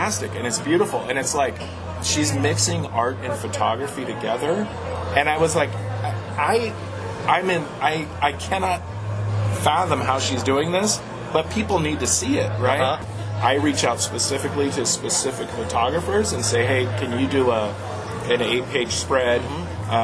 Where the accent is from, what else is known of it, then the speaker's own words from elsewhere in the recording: Tucson, Arizona, United States; I grew up here in Tucson